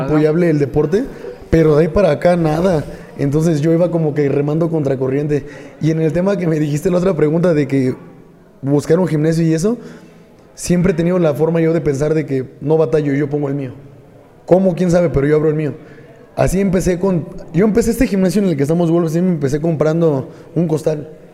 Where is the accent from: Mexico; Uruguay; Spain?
Mexico; Tula de Allende, Hidalgo; soy originario aquí de Tula de Allende Hidalgo